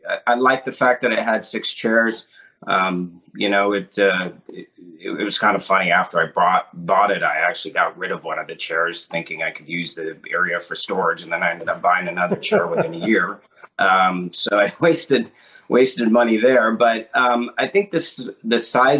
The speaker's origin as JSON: {"language": "English", "region": "Washington", "country": "United States", "tie": "born or raised there", "said": "I grew up in a small town in Washington State."}